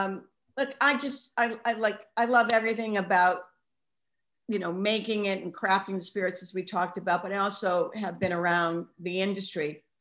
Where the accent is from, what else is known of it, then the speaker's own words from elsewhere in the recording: Boston, Massachusetts, United States; You know, I'm not Irish, but because I'm from Boston, my husband's Irish.